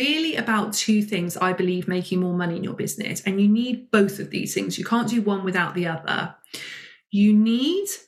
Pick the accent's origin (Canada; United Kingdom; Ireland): United Kingdom; as a British woman